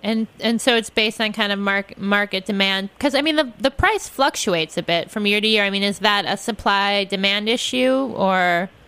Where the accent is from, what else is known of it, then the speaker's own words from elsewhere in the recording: Midwest, United States; if you're from the Midwest like me, lobster means you are fancy pants.